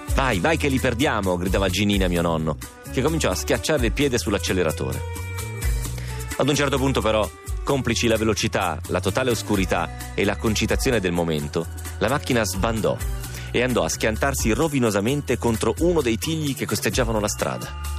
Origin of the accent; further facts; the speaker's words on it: Romentino, Piedmont, Italy; al mio paese